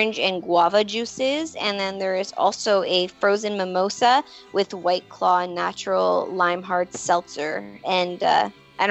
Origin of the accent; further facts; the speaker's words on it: Ontario, Canada; I'm like Canadian